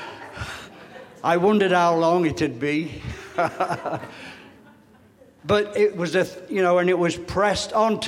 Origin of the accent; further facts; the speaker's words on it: England, United Kingdom; now in United States; I'm sorry to say this as an ex-Englishman. I am now Americanized, so, been Americanized a lot of years. My accent still has a lot to catch up on that.